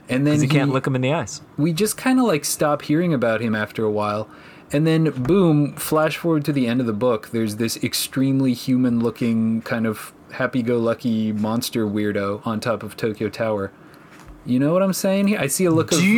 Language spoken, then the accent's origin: English; Canada; As a Canadian, I thought about I this say, a lot. Minus 15's not even that cold.